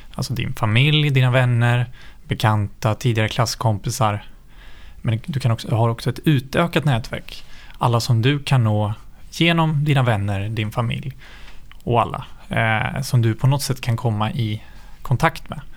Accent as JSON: {"language": "Swedish", "town": "Nyköping", "region": "Södermanland", "country": "Sweden", "tie": "born or raised there", "moved": "as an adult", "lives_now": "Stockholm, Sweden", "said": "jag är född och uppvuxen i Nyköping"}